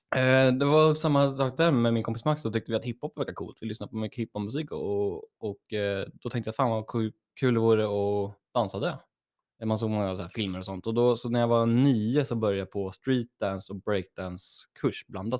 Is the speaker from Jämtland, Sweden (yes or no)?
no; Örebro, Örebro County, Sweden; moved away; hemma i Örebro